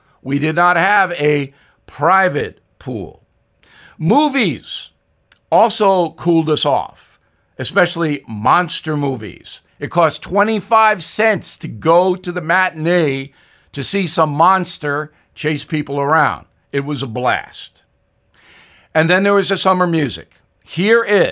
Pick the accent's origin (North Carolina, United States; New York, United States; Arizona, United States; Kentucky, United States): New York, United States; Long Island; Growing up on Long Island